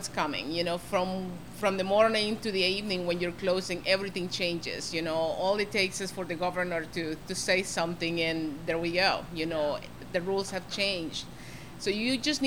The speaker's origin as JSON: {"language": "English", "country": "Honduras", "moved": "as an adult", "said": "I'm from Honduras. I'm new to this country. You know, I've been here for 23 years"}